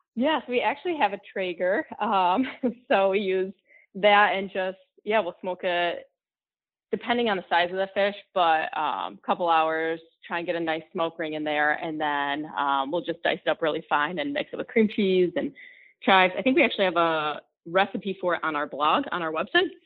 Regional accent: Grand Rapids, Michigan, United States; I grew up in West Michigan, so Grand Rapids

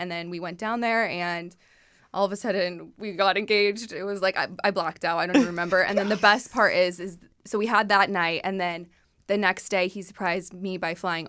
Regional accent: an hour north of LA, California, United States; also born or lived in Detroit; Well, I grew up like an hour north of LA.

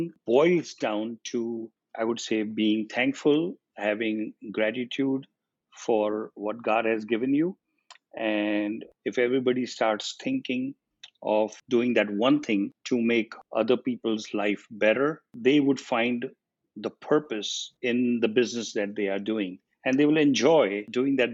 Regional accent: India; moved away as an adult; I was 18 when I came here from India

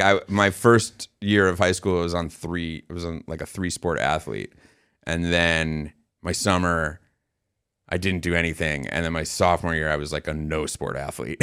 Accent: New York City, New York, United States; also born or lived in Arizona; we're from New York City Jews

